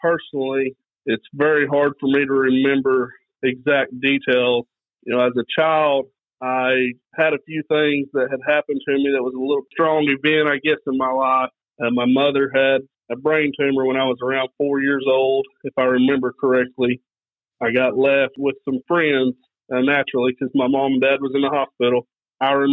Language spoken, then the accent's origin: English; Kellyville, Oklahoma, United States; I grew up in Kellyville, Oklahoma, going to church my whole life here at Kellyville